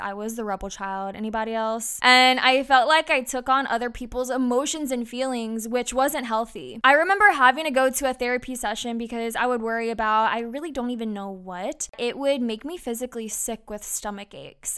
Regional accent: Brandon, Mississippi, United States; moved away as an adult; also born or lived in San Diego, California; now in Sumter, United States; I'm from Brandon, Mississippi. And now you can find me in Sumter, South Carolina

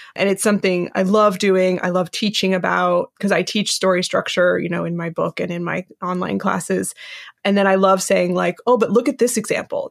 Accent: West Coast, United States; I was raised on the West Coast

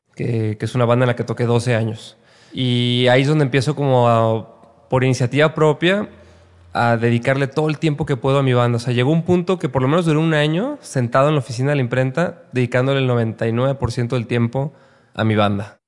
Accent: Guadalajara, Jalisco, Mexico; moved away as an adult; also born or lived in Mexico City; Soy de Guadalajara. Nací en Guadalajara.

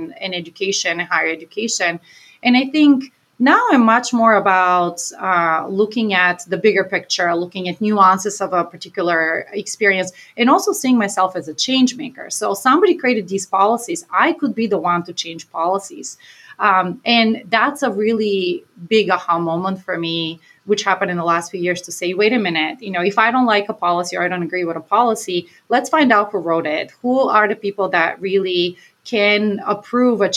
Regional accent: Bulgaria; now in Maine, United States; my hometown, which was 100,000 people, one of the largest cities in Bulgaria, where I'm from.

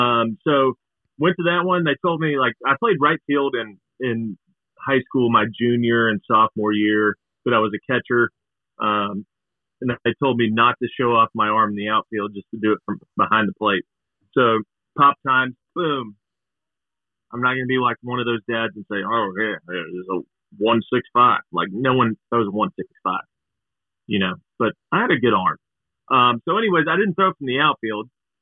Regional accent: Broken Arrow, Oklahoma, United States; Broken Arrow.

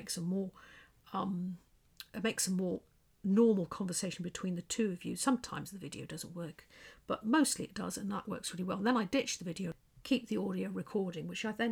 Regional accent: England, United Kingdom; accent: English; with my quiet English accent

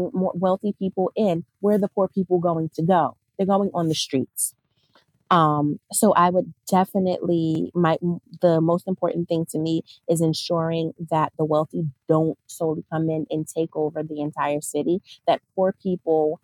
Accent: Newark, New Jersey, United States; I grew up in North New Jersey

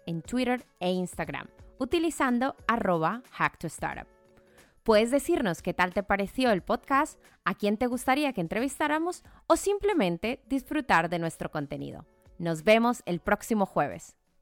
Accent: Colombia; mi tierra natal, Colombia

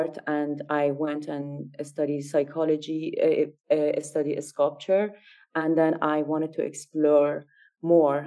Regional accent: Iran; moved away as an adult; now in San Francisco, United States; I grew up in Iran. And raised in Iran, I got my degree in child psychology in Iran, and I moved to America

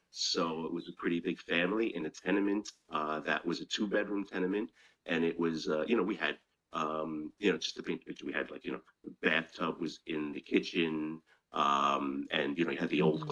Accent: New York City, New York, United States; I was a kid growing up in Chinatown, and uh, you know Chinatown at the time was uh, kind of a rough place to live

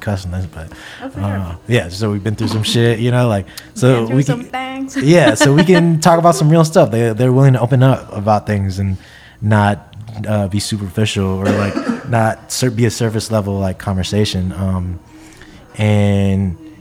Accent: Japan; now in Bay Area, United States; living in the Bay Area, growing up in Japan

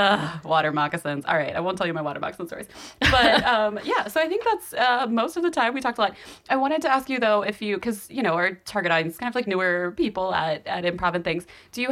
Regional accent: North Florida, United States; also born or lived in Ohio; now in New York, United States; I didn't like living in Florida, but I didn't live in South Florida. I lived in the part that's basically South Georgia. It's like very southern, more horses than people, a lot of cattle.

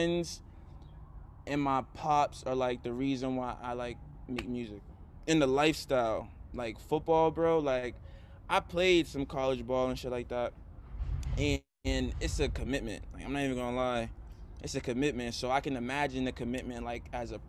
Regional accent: Boston, Massachusetts, United States; Boston because like this is where like we're all from

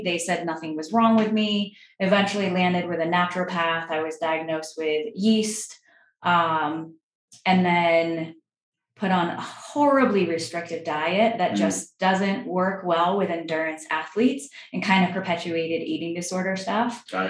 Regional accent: Vermont, United States; moved away; also born or lived in New York; I grew up in Vermont.

